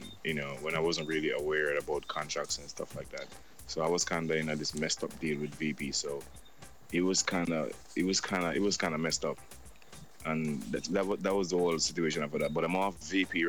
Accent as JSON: {"language": "English", "town": "Kingston", "country": "Jamaica", "tie": "born or raised there", "said": "I'm from Mountain View, East Kingston, Mountain View. That's where I'm born and raised"}